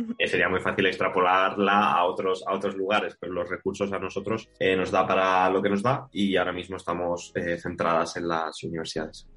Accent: Málaga, Andalusia, Spain; moved away as an adult; also born or lived in Barcelona; soy de Málaga y me mudo a Barcelona para estudiar el grado.

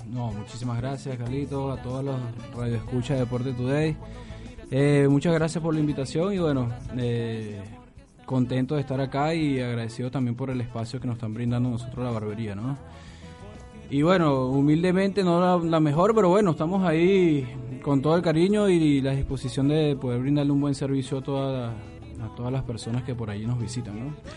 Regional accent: Venezuela; moved away as an adult; now in Buenos Aires, Argentina; en Venezuela muchos teníamos un buen trabajo y llegamos a la Argentina

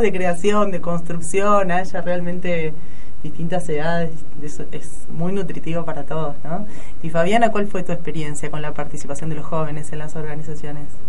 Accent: Buenos Aires, Argentina; moved away; Yo soy de Buenos Aires

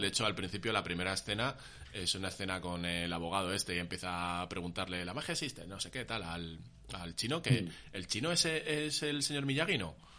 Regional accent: Móstoles, Community of Madrid, Spain; mi infancia, tío, en Móstoles

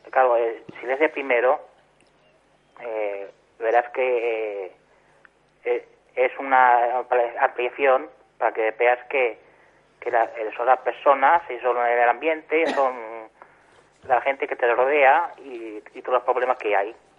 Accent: Catalonia, Spain; yo soy de aquí de Cataluña

